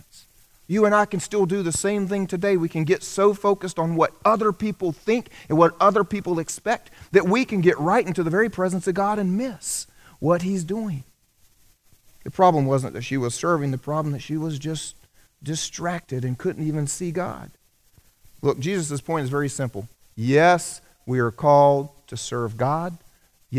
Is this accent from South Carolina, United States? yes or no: yes; South Carolina, United States; I grew up here in the South. I'm a South Carolinian, native South Carolinian